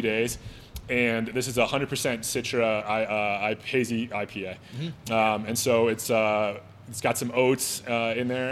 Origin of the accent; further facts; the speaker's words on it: Littleton, Colorado, United States; I grew up in Littleton. That's where we moved to. That's where I lived